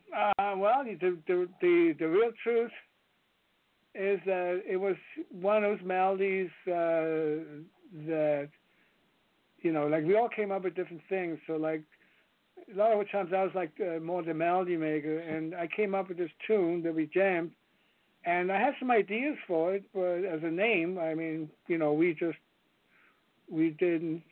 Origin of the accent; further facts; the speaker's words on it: Copenhagen, Capital Region of Denmark, Denmark; English is a second language; moved away as an adult; now in United States; I grew up in Denmark